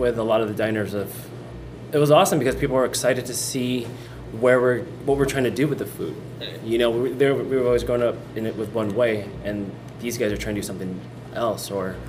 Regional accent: Southern California, United States; also born or lived in Los Angeles / Chino Hills; we're Filipino American. You know, we're second generation. We're born here

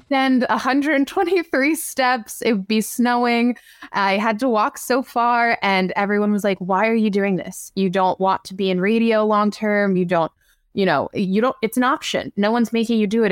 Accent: Long Island, New York, United States; I'm from Long Island

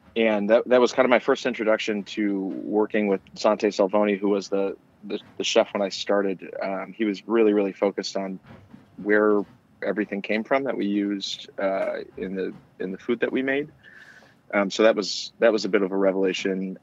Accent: outside of Detroit, Michigan, United States; I grew up outside of Detroit

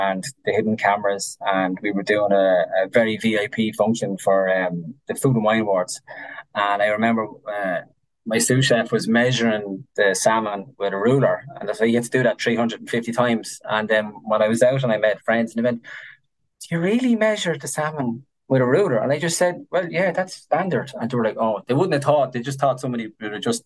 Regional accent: Ireland; Being Irish.

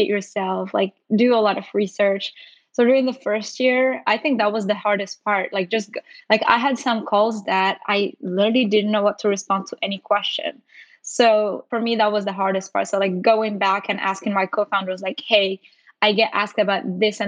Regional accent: Morocco; moved away as an adult; now in United States

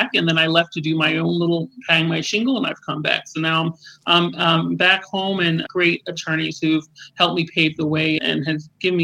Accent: Florida, United States; also born or lived in New York; I'm a straight Floridian. I went to high school here. I left for college, came back, finished up college here.

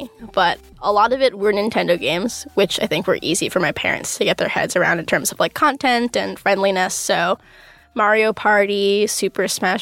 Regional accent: New York City, New York, United States; moved away as an adult; now in North Carolina, United States; I'm originally from New York City.

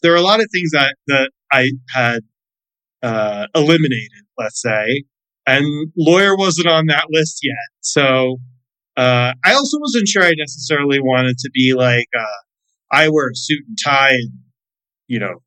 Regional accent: Florida, United States; I grew up in Florida

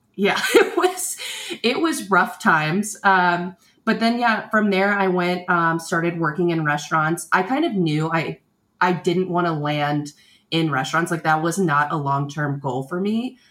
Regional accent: Tampa, Florida, United States; I grew up in Florida

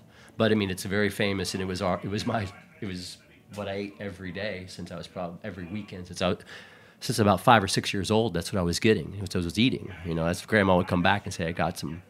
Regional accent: Houston, Texas, United States; moved away as an adult; now in New York City, United States; born and raised in Houston. I lived there all my life. Um, I followed my wife here to New York City about five or six years ago

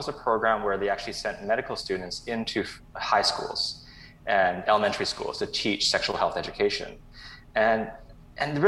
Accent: Vancouver, British Columbia, Canada; also born or lived in Toronto / Kelowna; I was born and raised in Vancouver

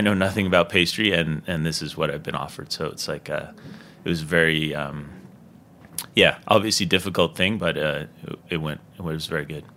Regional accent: Dartmouth, Nova Scotia, Canada; now in New York, United States; me growing up in Nova Scotia

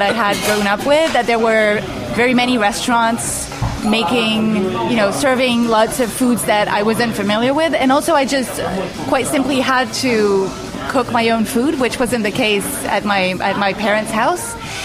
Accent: Paris, Île-de-France, France; moved away as an adult; also born or lived in California; I'm a French food writer. I was born and raised in Paris

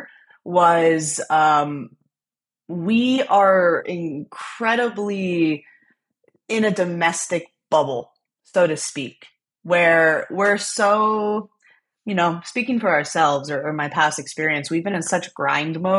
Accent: New Jersey, United States; I am from New Jersey. I used to kind of be ashamed of it because they've destroyed our image from the Jersey Shore. And now you know what? I'm from Jersey.

